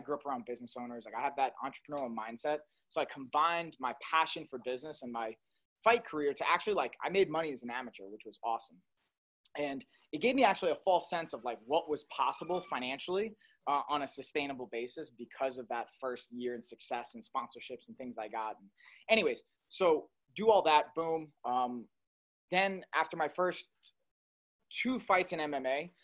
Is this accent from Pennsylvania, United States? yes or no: no; Long Island, New York, United States; I'm from Long Island